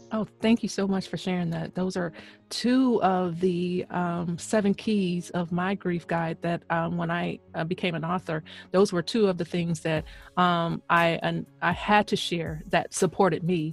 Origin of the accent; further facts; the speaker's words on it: the South, United States; moved away; also born or lived in Queens, New York; I'm I'm from the South